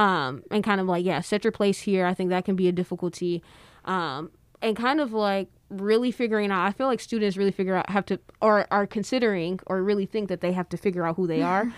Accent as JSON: {"language": "English", "town": "Detroit", "region": "Michigan", "country": "United States", "said": "I'm from Detroit"}